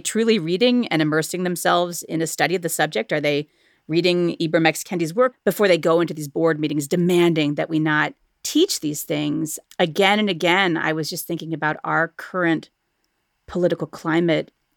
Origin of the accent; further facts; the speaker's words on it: Cleveland, Ohio, United States; here in my hometown of Cleveland, Ohio